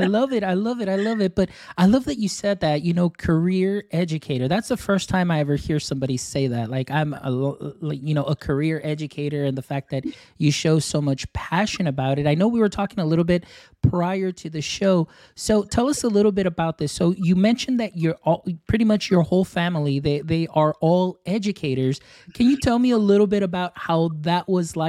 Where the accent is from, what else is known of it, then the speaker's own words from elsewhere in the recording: Texas, United States; I'm from Texas